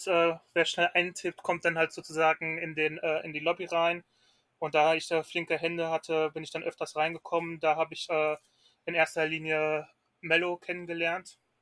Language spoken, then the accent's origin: German; Ruhr area, North Rhine-Westphalia, Germany; ich komme aus Nordrhein-Westfalen, ähm, genauer im Ruhrgebiet